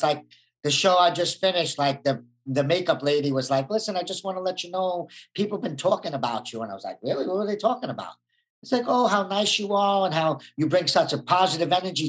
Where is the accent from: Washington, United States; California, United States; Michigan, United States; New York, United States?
New York, United States; Brooklyn; growing up in Brooklyn, you need an ego and an image, and you got to be a tough guy, or else, you know, you'll get taken advantage of.